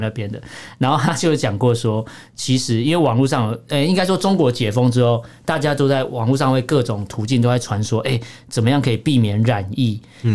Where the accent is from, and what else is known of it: Taiwan